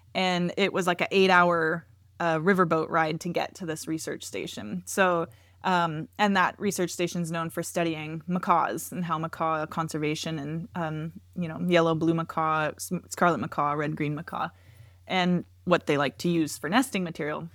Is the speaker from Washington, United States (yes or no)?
yes; Washington, United States; I grew up in Washington